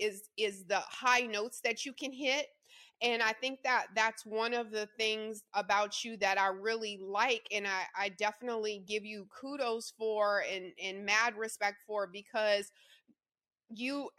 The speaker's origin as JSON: {"language": "English", "region": "Louisiana", "country": "United States", "tie": "born or raised there", "said": "I grew up in the South too, Louisiana, born and raised"}